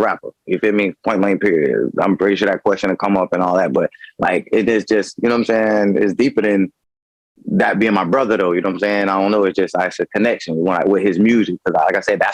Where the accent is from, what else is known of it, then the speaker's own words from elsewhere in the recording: Tarpon Springs, Florida, United States; I'm coming from Tarpon Springs, Florida, man. Small city